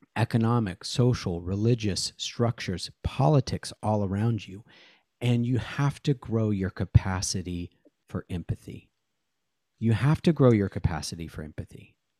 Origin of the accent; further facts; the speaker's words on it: Seattle, Washington, United States; moved away; I grew up in Seattle from nineteen eighty-seven through nineteen ninety-three